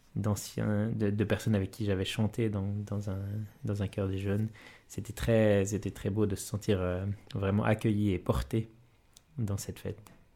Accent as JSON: {"language": "French", "region": "Valais", "country": "Switzerland", "said": "la vocation missionnaire chez moi en Valais"}